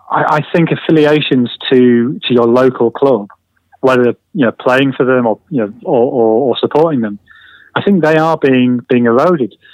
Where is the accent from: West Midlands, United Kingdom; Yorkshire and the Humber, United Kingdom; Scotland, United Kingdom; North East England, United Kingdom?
North East England, United Kingdom; Sunderland; moved away as an adult; now in London, United Kingdom; I moved to London from Sunderland 20 years ago, and London's so big and so busy.